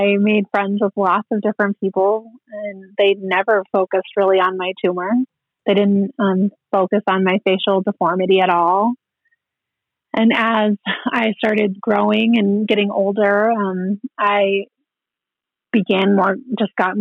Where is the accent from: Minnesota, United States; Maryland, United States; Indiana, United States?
Minnesota, United States; now in Rapid City, United States; He was a single parent, and we grew up in Minnesota among our family there